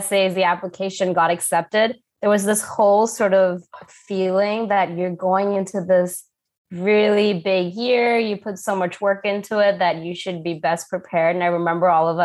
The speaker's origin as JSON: {"language": "English", "country": "Thailand", "tie": "born or raised there", "also_born_or_lived": "Canada", "moved": "as an adult", "said": "I'm originally Indian, but born and raised in Thailand, then was working in Canada for the past 11 years."}